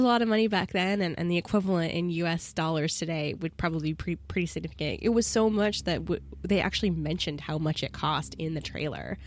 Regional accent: United States; as an American

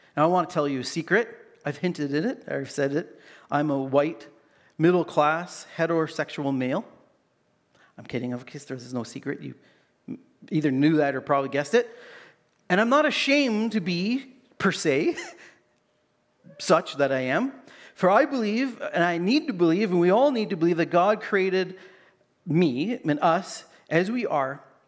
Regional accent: Canada; growing up in Canada

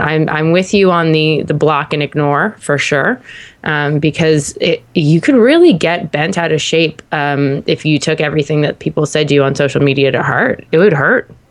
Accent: Canada; being like a Canadian

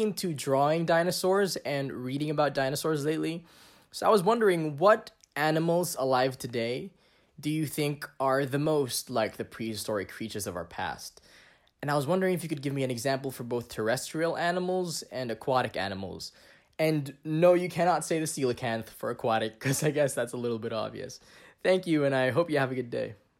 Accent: Philippines; I am from the Philippines

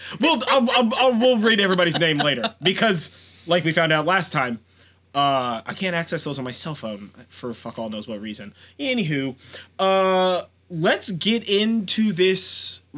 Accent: California, United States; I'm from California.

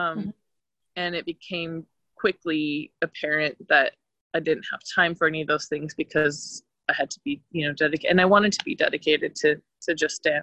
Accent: Boise, Idaho, United States; moved away; I'm from Boise, Idaho

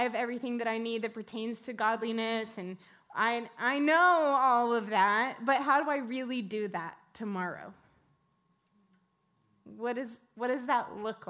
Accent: West Texas, United States; I grew up in West Texas in a farming town

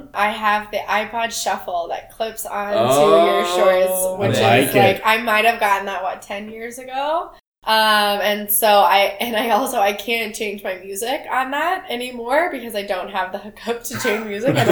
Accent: Texas, United States; growing up in Texas

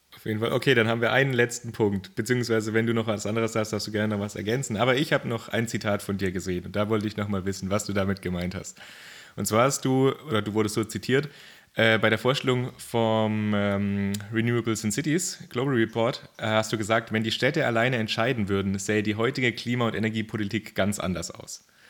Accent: Germany; bei uns in Deutschland

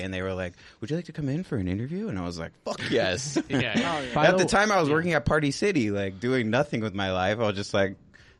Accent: California, United States; I came from Orange County, so you know, like …, …, like shit like that was very popular back then.

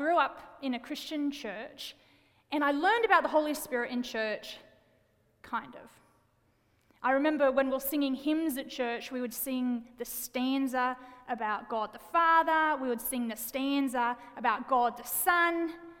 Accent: Wollongong, New South Wales, Australia; moved away; I'm a city girl born and raised in Wollongong, Australia, big city in Australia. And I do have an accent, by the way.

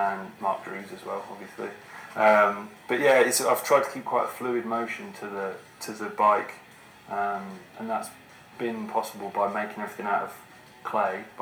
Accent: Northampton, East Midlands, United Kingdom; I'm from Northampton, UK, and I'm a filmmaker.

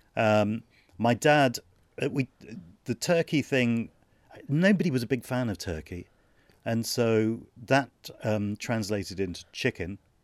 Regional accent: London, United Kingdom; I was born in London

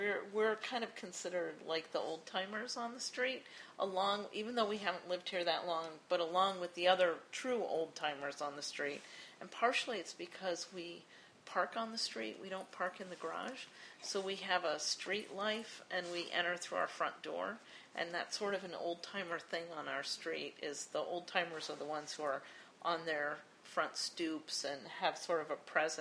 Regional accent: Boston, Massachusetts, United States; moved away as an adult; now in Chicago, United States; So we moved here, and we came from Boston, and we thought 3 years and done. We're back to Boston. That's home.

